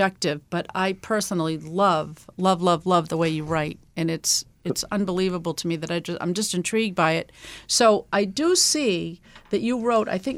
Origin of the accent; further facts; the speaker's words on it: Boston, Massachusetts, United States; I'm a dye-in-the-wool Bostonian